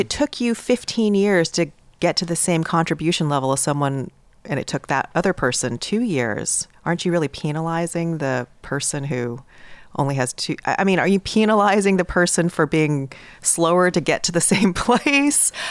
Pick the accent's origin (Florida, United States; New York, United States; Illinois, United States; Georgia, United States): New York, United States; I'm in from New York